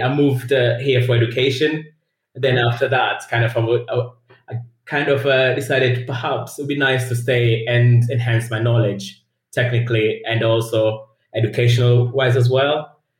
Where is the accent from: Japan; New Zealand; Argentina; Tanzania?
Tanzania; English is a second language; moved away as an adult; also born or lived in Leeds, United Kingdom; now in United Kingdom; I'm originally from Tanzania in East Africa. So I came to university uh, in the UK